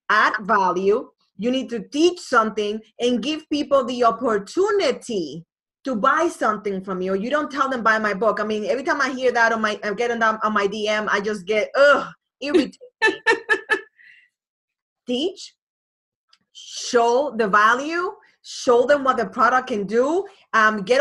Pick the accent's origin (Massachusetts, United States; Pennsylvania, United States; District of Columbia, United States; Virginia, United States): Massachusetts, United States; Boston; I didn't li- like A Rod at all because obviously I'm from Boston